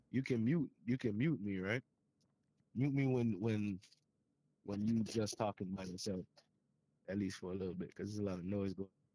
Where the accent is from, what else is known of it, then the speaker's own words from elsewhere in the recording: Jamaica; As a Jamaican, as a Jamaican, I grew up with it too